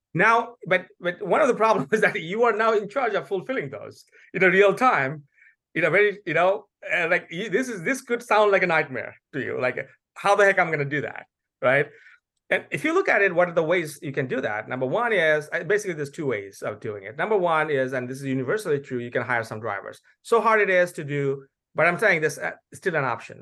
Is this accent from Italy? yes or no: no; Bangladesh; now in United States; I'm originally from Bangladesh